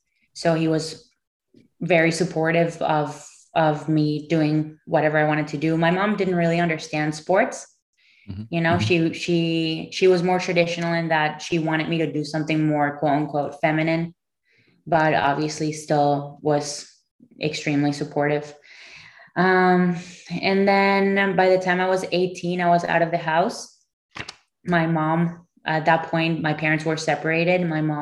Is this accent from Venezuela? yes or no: yes; Caracas, Capital District, Venezuela; I grew up in Venezuela. Caracas, Venezuela, in a very traditional Jewish Hispanic family. My dad's originally from Morocco. My mom's family is from Romania.